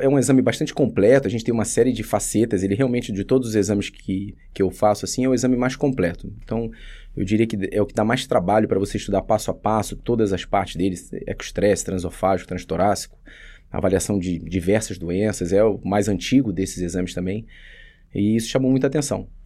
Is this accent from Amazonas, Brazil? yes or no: no; Rio de Janeiro, Brazil; now in São Paulo, Brazil; Então, eu vim do Rio para fazer cardiologia aqui em São Paulo, eh, classifiquei para o Dante, isso foi em 2007.